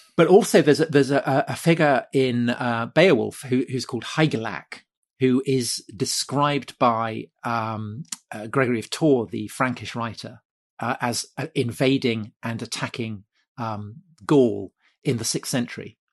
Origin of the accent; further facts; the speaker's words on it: Wilton, South West England, United Kingdom; I grew up just outside Wilton